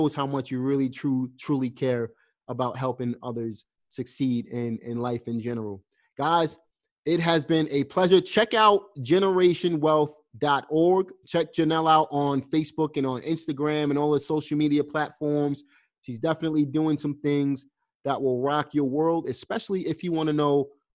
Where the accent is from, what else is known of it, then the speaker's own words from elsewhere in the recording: New York City, New York, United States; I'm from Brooklyn, obviously, but I have roots in the South.